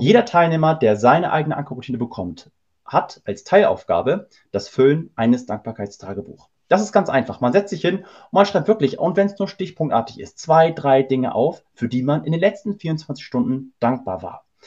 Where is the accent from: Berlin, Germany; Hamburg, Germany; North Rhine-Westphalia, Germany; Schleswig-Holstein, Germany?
Hamburg, Germany; wir kommen nämlich aus Hamburg